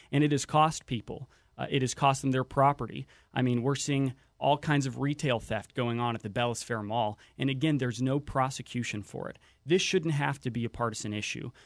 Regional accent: Whatcom County, Washington, United States; I grew up in Whatcom County.

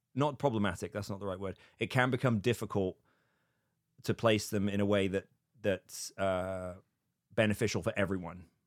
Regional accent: United Kingdom; now in United States; being British in America

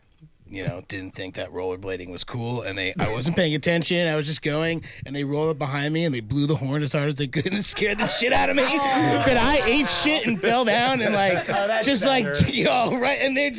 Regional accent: New Jersey, United States; born or raised there

